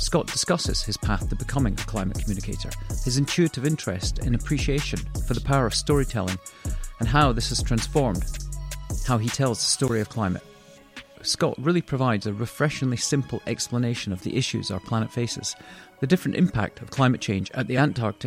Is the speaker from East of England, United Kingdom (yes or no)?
no; Scotland, United Kingdom; being a fellow Scot